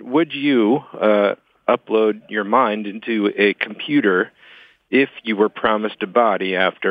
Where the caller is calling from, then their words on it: Massachusetts, United States; I'm calling from Massachusetts.